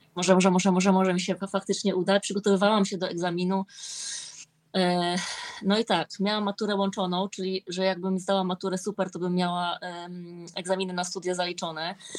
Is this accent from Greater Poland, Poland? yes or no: no; Olsztyn, Warmian-Masurian Voivodeship, Poland; jestem z Olsztyna